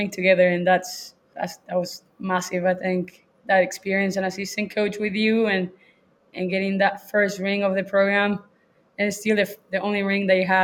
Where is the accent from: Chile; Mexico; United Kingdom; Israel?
Chile; moved away as an adult; also born or lived in Louisiana; now in Texas, United States; I'm from Chile